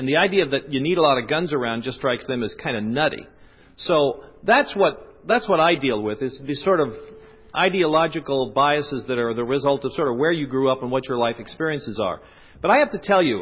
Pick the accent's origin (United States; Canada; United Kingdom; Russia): United States; the West; moved away; I'm from the West